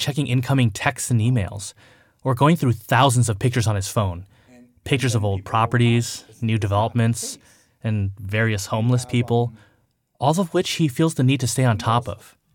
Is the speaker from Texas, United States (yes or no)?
no; California, United States; I spent all my formative years in a suburb a good twenty miles away